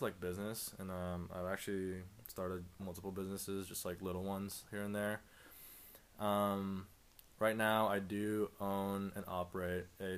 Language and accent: English; Philippines; now in Kansas, United States; I'm from the Philippines. I moved here in 2007 with my family